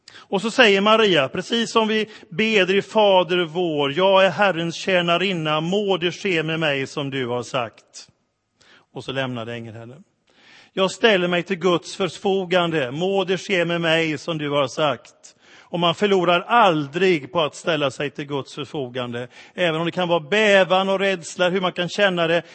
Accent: Sweden; för oss som svenskar

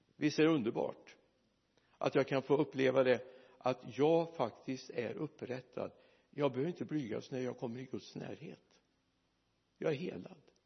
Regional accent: Mariestad, Västra Götaland, Sweden; moved away; jag var hemma i Mariestad

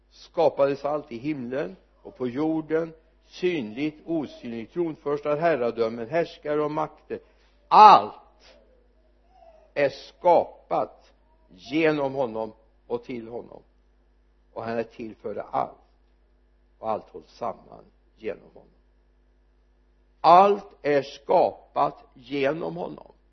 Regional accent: Sweden; jag är svensk

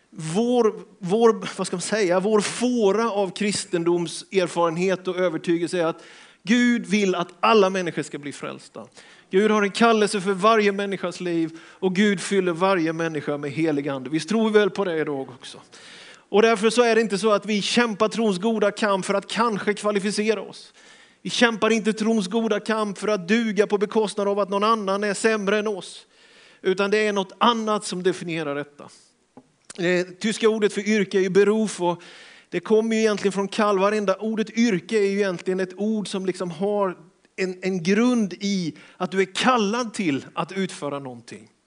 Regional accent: Björkeby, Sweden; Nej, vi kom från Björkeby med dåliga skidor, bakhalt och ingen valla, stora termosbyxor.

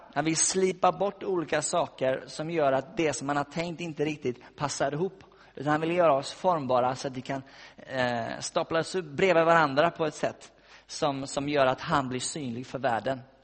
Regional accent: West Coast, Sweden; moved away; jag har varit hemma på västkusten där jag kommer ifrån

